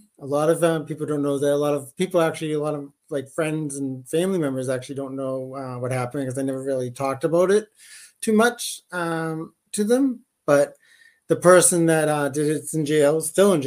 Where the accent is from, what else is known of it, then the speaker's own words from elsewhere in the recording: Brockton, Massachusetts, United States; now in Rhode Island, United States; I'm originally from Brockton, Massachusetts. I reside right now in Rhode Island.